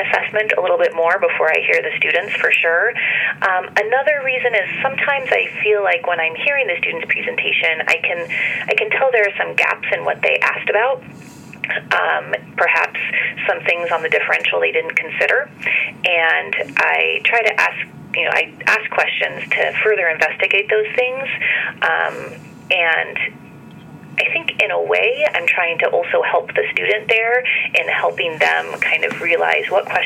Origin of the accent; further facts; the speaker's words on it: Washington, United States; I am a native Washingtonian. I grew up in Washington State, close to the Canadian border, and then came down to Seattle to attend the University of Washington